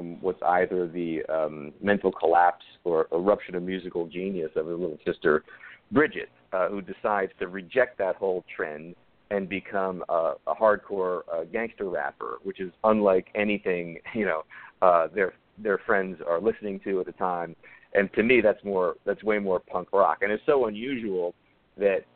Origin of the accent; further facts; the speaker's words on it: Yonkers, New York, United States; Yonkers, New York, where I'm from. It's my hometown.